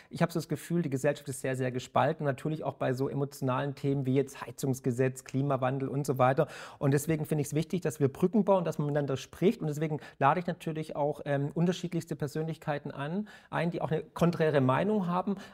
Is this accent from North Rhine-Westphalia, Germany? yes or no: no; Baden-Württemberg, Germany; born there; Sie sind auch gebürtiger Schwabe wie ich